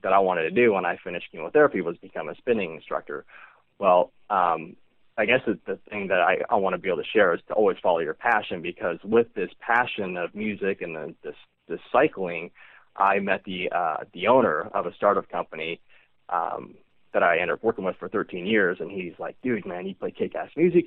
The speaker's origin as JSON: {"language": "English", "town": "Reno", "region": "Nevada", "country": "United States", "tie": "born or raised there"}